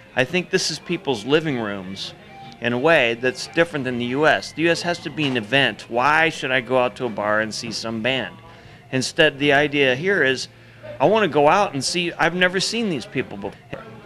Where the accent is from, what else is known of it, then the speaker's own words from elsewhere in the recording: Midwest, United States; moved away; also born or lived in Seattle; growing up in the Midwest, I grew up on. Uh, you know, corn, potatoes, and rock and roll